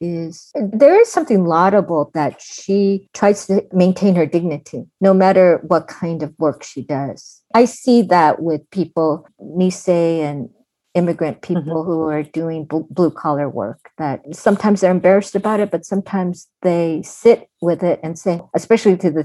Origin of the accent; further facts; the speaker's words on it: Pasadena, California, United States; I'm from Pasadena